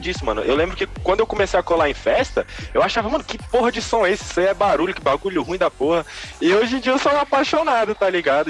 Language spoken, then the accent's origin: Portuguese; Brasília, Federal District, Brazil; eu sou de Brasília